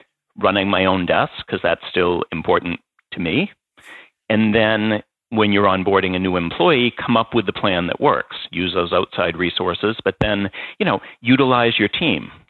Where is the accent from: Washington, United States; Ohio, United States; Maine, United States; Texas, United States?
Maine, United States; moved away; also born or lived in New York / Massachusetts; there's enough Maine upbringing there. And then I spent time in New York and then moved to Massachusetts.